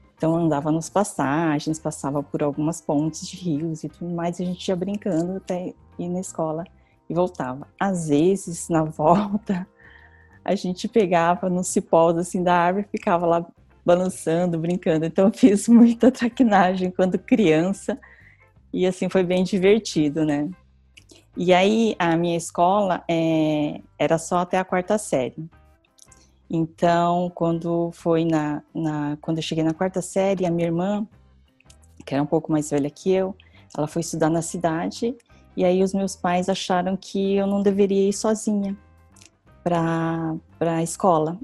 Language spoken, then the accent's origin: Portuguese; Santo Anastácio, São Paulo, Brazil; eu nasci no interior de São Paulo, Santo Anastácio, uma cidade bem pequena, e eu morava no sítio